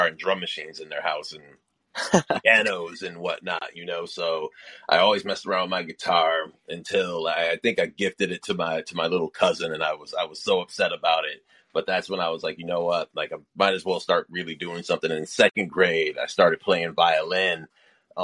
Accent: Rochester, New York, United States; I'm from Rochester, New York

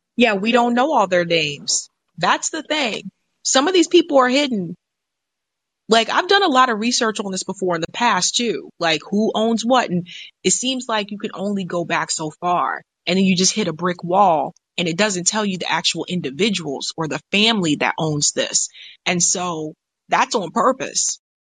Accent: United States; I was born in America

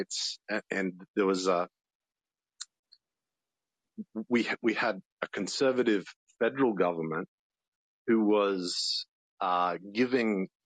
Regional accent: Australia; I'm Australian

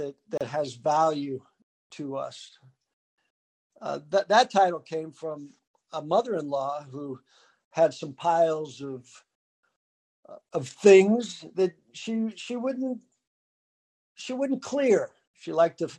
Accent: San Diego, California, United States; I grew up in San Diego. That's where I was born.

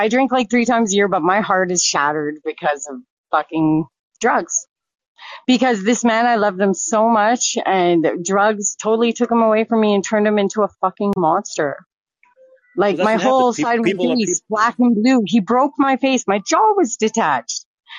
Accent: Medicine Hat, Alberta, Canada; I'm from Medicine Hat, Alberta.

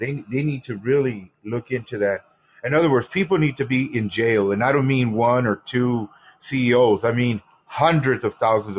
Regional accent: United States; Hispanic, you know, I have that advantage that I know Spanish, so I'm in that area as well. As much as I'm an American, love my country, our country

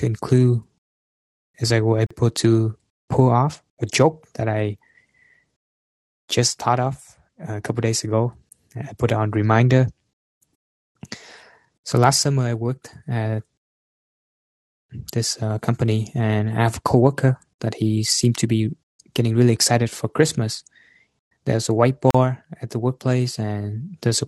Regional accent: Vietnam; moved away; I'm far from Vietnam right now, you know, my hometown

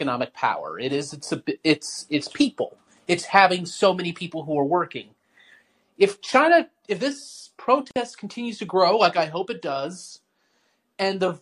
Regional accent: United States; as an American

